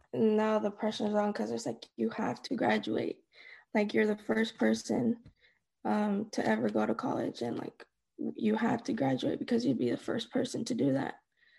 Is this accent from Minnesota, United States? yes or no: no; Dallas, Texas, United States; also born or lived in Denver; I was born in Dallas. At some point, we moved to Denver. We came back. We stayed in Bridgeport, Decatur, Irving, Dallas.